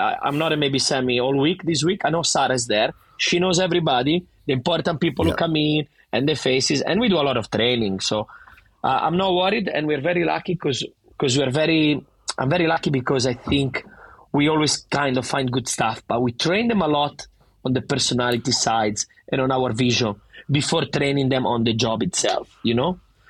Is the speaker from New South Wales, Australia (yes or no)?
yes; Sydney, New South Wales, Australia; accent: Italian; I go there, where are you from? Sydney. Yeah, you don't sound Australian. No shit, I don't sound Australian. I have the fucking thickest Italian accent ever, but I want to represent.